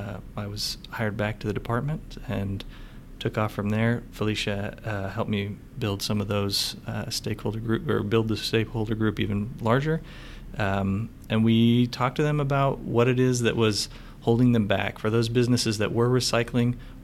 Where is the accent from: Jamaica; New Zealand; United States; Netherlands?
United States; Northwest; moved away as an adult; now in San Antonio, United States; I'm originally from the Northwest. I came down here and started with the city of San Antonio about 10 years ago